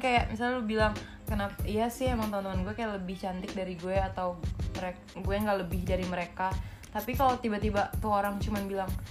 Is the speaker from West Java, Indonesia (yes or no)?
yes; Bekasi, West Java, Indonesia; dulu kan gue anak Bekasi